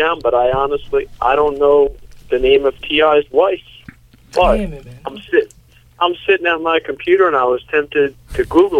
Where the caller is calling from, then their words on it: Peekskill, New York, United States; I'm calling from Peekskill, New York, right up the river.